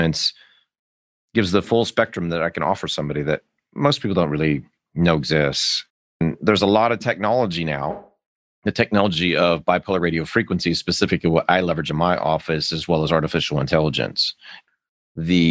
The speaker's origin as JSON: {"language": "English", "town": "Las Vegas", "region": "Nevada", "country": "United States", "tie": "born or raised there", "moved": "yes", "lives_now": "Austin, United States", "said": "I grew up in Las Vegas, Nevada, where nobody actually grows up."}